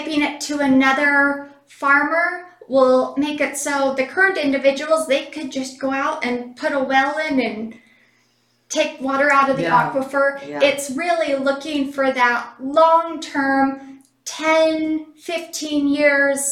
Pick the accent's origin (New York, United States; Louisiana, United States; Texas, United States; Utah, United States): Utah, United States; Cedar City; I was born and raised in Cedar City.